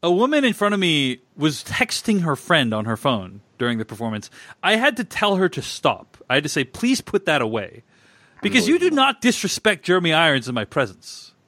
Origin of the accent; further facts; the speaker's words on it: Boston, Massachusetts, United States; I grew up in Boston